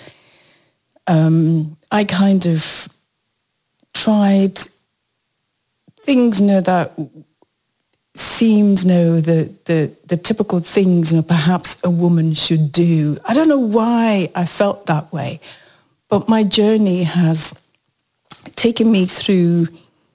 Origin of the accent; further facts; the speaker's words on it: Nigeria; now in United Kingdom; I'm Nigerian by birth, and then I became British.